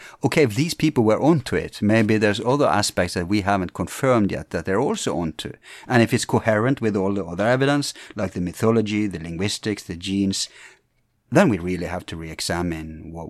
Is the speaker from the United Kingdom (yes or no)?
yes; England, United Kingdom; being English